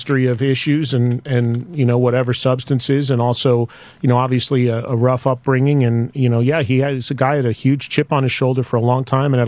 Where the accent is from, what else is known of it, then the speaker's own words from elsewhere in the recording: New Jersey, United States; I went to the local radio station that I grew up with in Jersey